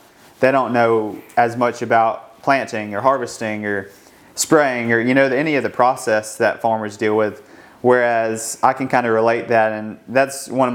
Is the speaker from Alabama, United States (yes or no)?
yes; Madison, Alabama, United States; I grew up in Madison, Alabama, and so it's kind of in North Alabama